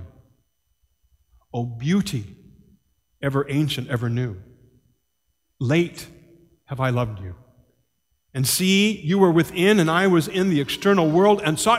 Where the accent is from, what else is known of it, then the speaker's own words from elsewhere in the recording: Ireland; as an Irishman